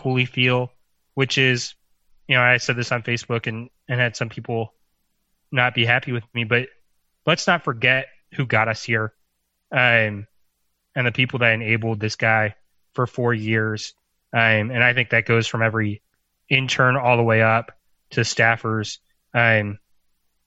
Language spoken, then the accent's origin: English; Quantico, Virginia, United States; I grew up outside Quantico